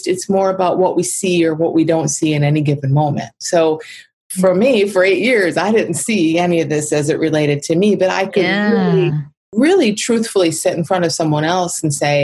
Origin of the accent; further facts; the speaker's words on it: Michigan, United States; I'm from Michigan in the Midwest